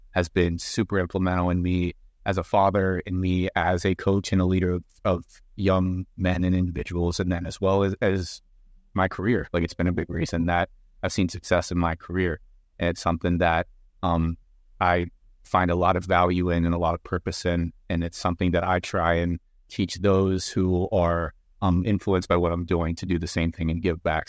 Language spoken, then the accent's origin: English; Chambersburg, Pennsylvania, United States; I'm from Chambersburg, so we got lacrosse